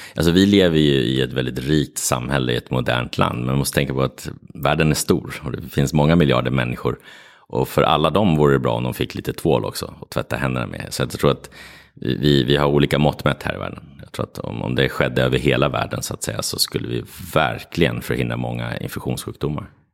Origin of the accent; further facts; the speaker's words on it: Sweden; also born or lived in Morocco; Jag är både svensk och marockan.